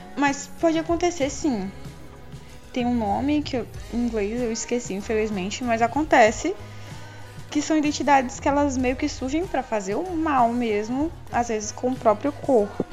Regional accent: interior of Maranhão, Brazil; now in Teresina, Brazil; morando em, em cidade grande, Teresina, Piauí, porque eu sou do interior do Maranhão

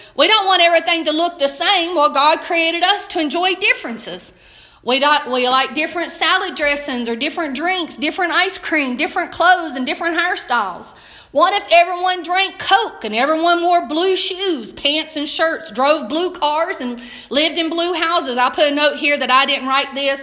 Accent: Southern United States, United States; accent: Southern; I speak Southern. He, I'm Southern American

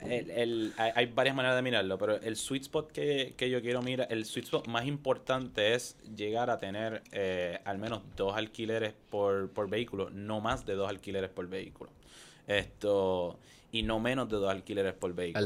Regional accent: Caguas, Puerto Rico; soy de Cagua, esto, de Bairoa.

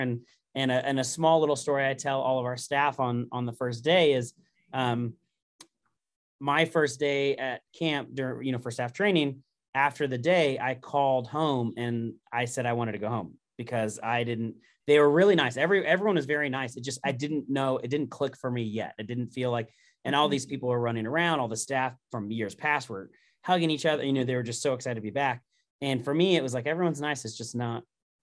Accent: Indiana, United States; moved away as an adult; also born or lived in Southern California; I'm born and raised in Indiana

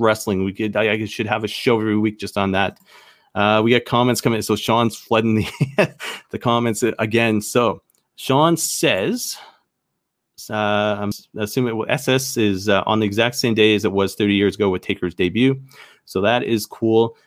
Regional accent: Canada; I'm Canadian

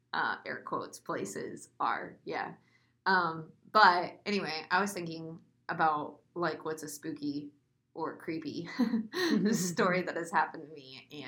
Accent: Frisco, Texas, United States; also born or lived in Longmont, Colorado / Arvada, Colorado / Santa Rosa, California / Plano, Texas; I was born in Longmont, but I was raised in Texas.

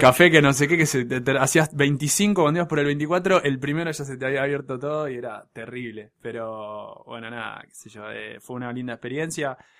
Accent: Buenos Aires, Argentina; crecí en, crecí en Pompeya, ahí en la calle Guaraní

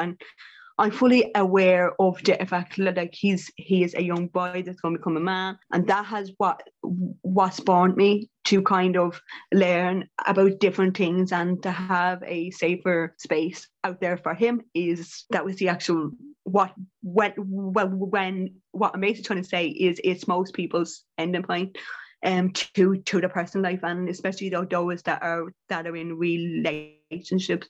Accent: Ireland; as Irish women and Irish people

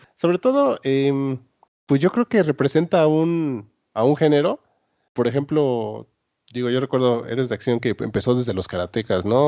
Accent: Mexico

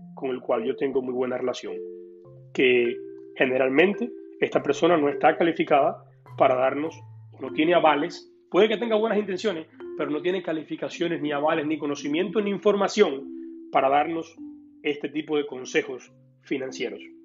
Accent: Cuba; moved away; yo como cubano pasé por un proceso cuando vine acá muy difícil

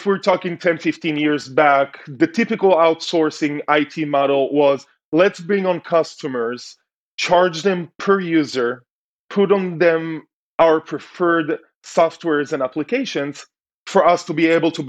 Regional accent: Tel Aviv, Tel Aviv District, Israel; moved away as an adult; also born or lived in United States; Grew up in Tel Aviv, so very keen to a city environment.

